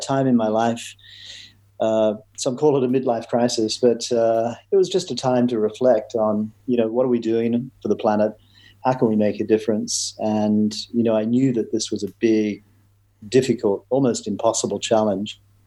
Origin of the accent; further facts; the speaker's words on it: Queensland, Australia; moved away as an adult; also born or lived in London; I'm Australian. Grew up on a dairy farm in Queensland